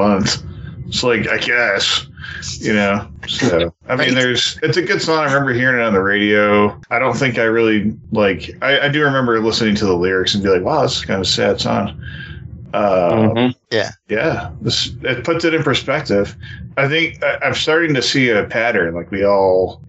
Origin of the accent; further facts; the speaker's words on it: New York, United States; now in Texas, United States; we're from New York